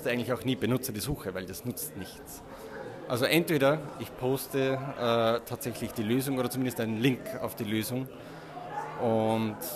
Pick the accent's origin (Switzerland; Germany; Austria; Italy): Austria; now in Vienna, Austria; Und ja, und ich komme aus Österreich. Was man unschwer hört.